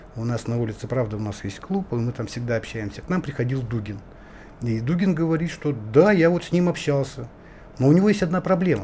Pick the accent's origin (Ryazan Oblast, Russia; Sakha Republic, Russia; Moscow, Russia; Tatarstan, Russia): Sakha Republic, Russia; Indigirka, Yakutia; Я вот якут